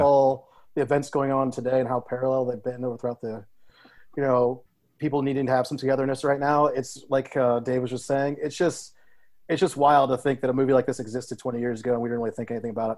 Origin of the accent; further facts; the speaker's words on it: Ohio, United States; also born or lived in Columbus, Ohio; I grew up in Ohio, which actually is a big football powerhouse state